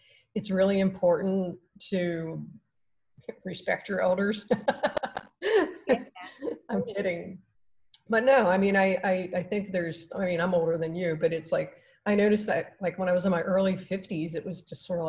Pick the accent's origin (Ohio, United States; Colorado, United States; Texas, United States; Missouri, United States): Ohio, United States; I'm from Ohio